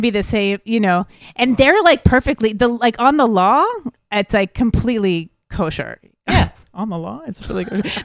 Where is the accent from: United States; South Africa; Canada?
Canada; Montreal, Quebec; we're both from Montreal, so we were in our own city